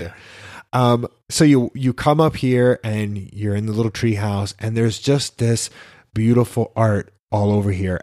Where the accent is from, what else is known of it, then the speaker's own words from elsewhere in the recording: New York, United States; moved away as an adult; also born or lived in Miami; when I grew up in New York